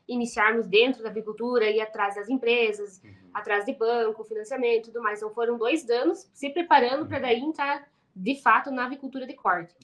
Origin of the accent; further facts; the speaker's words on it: Paraná, Brazil; a gente é do Paraná